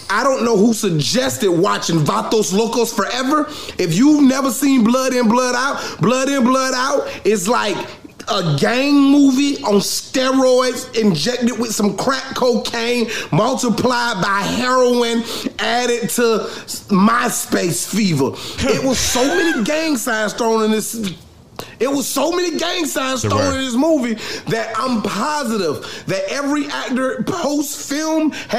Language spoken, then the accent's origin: English; Florida, United States; as an Afro-American male born in Florida, now residing in Naples, Florida.